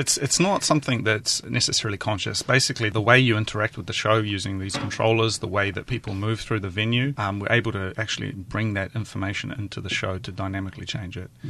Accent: east coast of New Zealand, near Hastings, Hawke's Bay, New Zealand; moved away as an adult; also born or lived in Tokyo, Japan; I'm from a very small town, um, on the east coast of New Zealand, near Hastings. I spent the first nineteen years of my life there

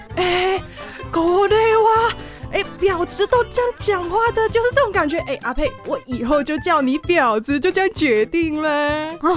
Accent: Hong Kong; 作为香港人

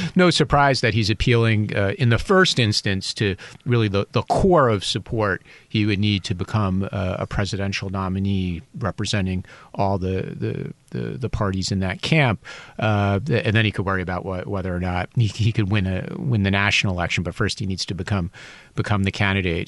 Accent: United States; now in Taiwan; I'm an American

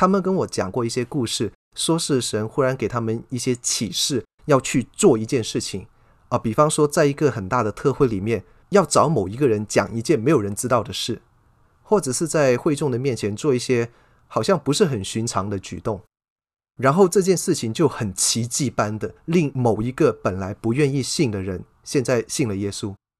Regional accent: China; 我们中国人有一句老话叫做"近朱者赤，近墨者黑"啊，这个不是没有道理的。

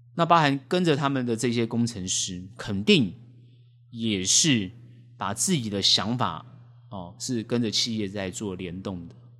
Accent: Taiwan; 我们台湾人当然觉得自己是一个国家

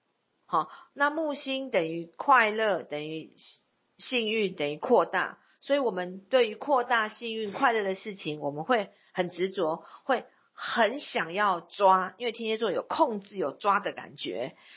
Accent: Taipei, Taiwan; born there; 因为我本身是在台北出生。

